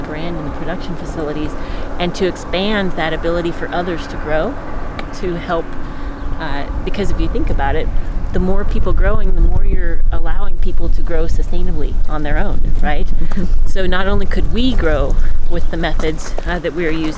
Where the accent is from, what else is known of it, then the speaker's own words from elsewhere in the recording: Chico, California, United States; we grew up in Chico, and we didn't grow up in Richvale